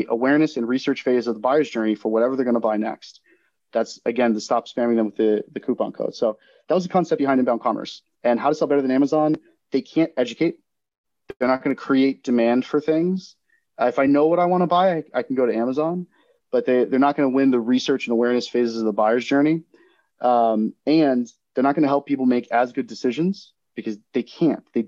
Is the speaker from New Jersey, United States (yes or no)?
no; Florida, United States; my home state of Florida